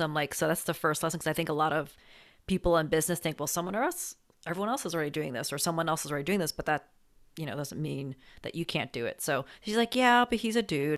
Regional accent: New Jersey, United States; also born or lived in New York City; I'm from New Jersey

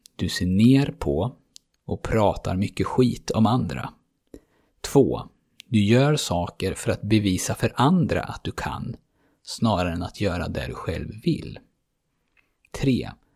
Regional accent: Sweden; som svensk

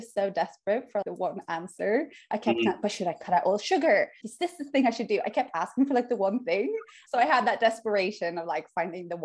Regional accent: Oslo, Norway; moved away; also born or lived in United Kingdom; I'm from Oslo, Norway. And I lived in the UK for 12 years, and now I'm moved back to Oslo

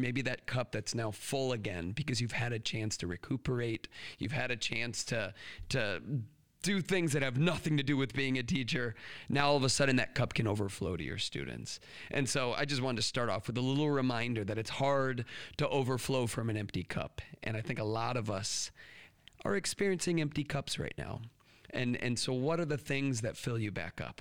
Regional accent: United States; us American educators

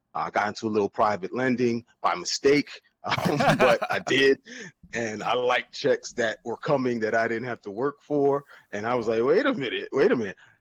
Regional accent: New Jersey, United States; also born or lived in Virginia; I'm from New Jersey, man. Born and raised

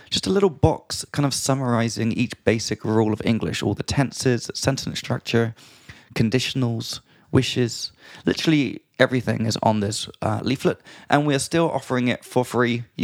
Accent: Australia; now in Prague, Czech Republic; from Australia.

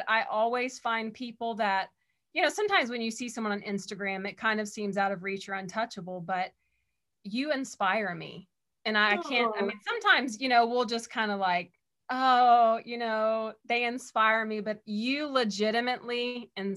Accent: Texas, United States; born and raised in Texas

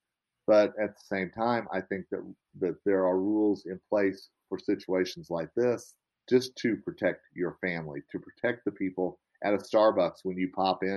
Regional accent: Oklahoma, United States; accent: Southern; moved away; I'm originally from Oklahoma, you know, and I have a little bit of y'all in me. I have a little bit of a Southern accent

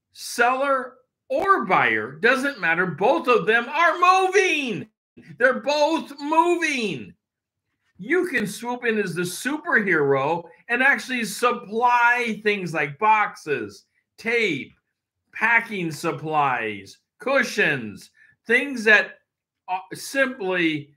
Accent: Tri-Cities, Washington, United States; also born or lived in Everett; Tri-Cities where I was from 0 to 5. So, you know, but I wasn't born there. I shouldn't say zero, because I was born in Everett, Washington, right away moving over to the Tri-Cities. So, moved a lot.

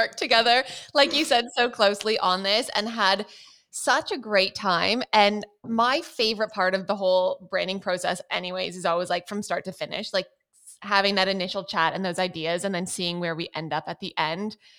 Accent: Canada; moved away as an adult; also born or lived in Paris; I grew up in Canada. I'm not Australian.

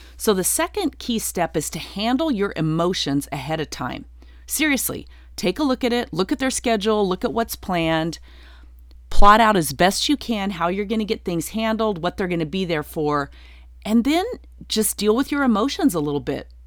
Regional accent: Durango, Colorado, United States; moved away as an adult; also born or lived in Nashville, Tennessee; I'm from a small town. I'm from Durango, Colorado

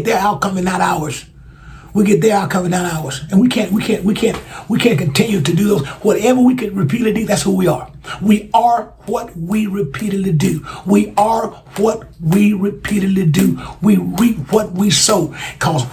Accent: Alabama, United States; Alabama, my home state. My home state of Alabama

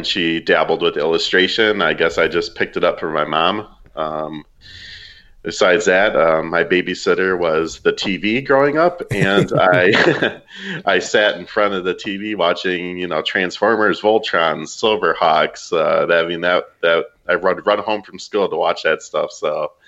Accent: Racine, Wisconsin, United States; moved away as an adult; also born or lived in San Antonio, Texas; now in San Diego, United States; I'm originally from Racine, Wisconsin, which is just south of Milwaukee, Wisconsin.

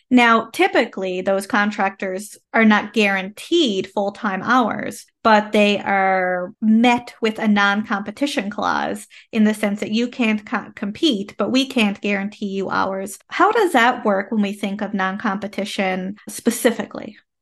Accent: Canada; I am a Canadian social worker

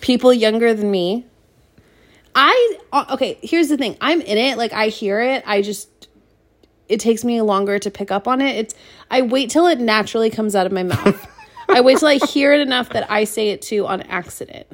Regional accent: Seattle, Washington, United States; we grew up in Seattle

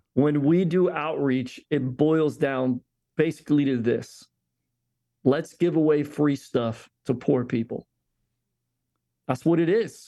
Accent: Philadelphia, Pennsylvania, United States; now in Tampa, United States; I grew up in Philly, yes, in a diverse environment

